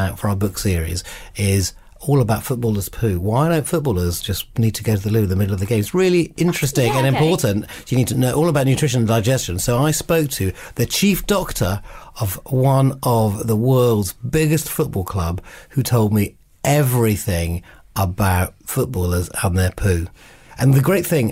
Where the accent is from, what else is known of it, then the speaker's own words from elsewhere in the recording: Scotland, United Kingdom; moved away; I grew up in Scotland, so my local team near where I used to live is Heart of Midlothian